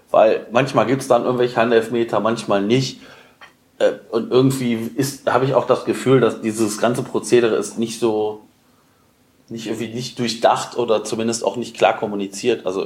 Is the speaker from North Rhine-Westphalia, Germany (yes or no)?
yes; Cologne, North Rhine-Westphalia, Germany; Also ja, vielleicht ist man als Kölner mit Videoassistent